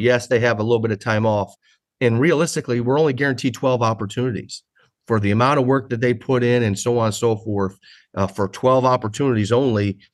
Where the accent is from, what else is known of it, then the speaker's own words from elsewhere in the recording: Midwest, United States; now in San Diego, United States; I'm from the Midwest